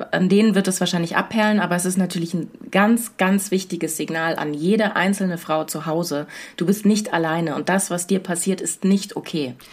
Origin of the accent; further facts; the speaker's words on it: Southern Germany, Germany; moved away; Ich komme aus Süddeutschland.